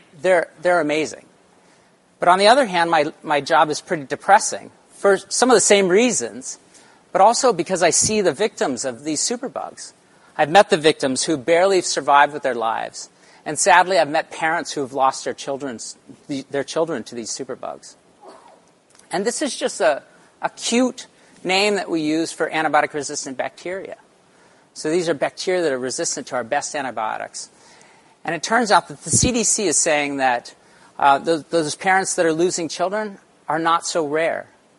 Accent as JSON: {"language": "English", "region": "Arizona", "country": "United States", "tie": "born there", "also_born_or_lived": "Central Texas", "said": "So I was born in Arizona, but I spent most of my summers in Central Texas on our family's ranch."}